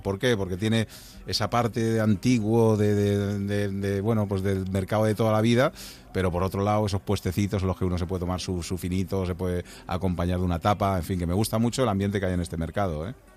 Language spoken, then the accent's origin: Spanish; Madrid, Community of Madrid, Spain; yo que soy de Madrid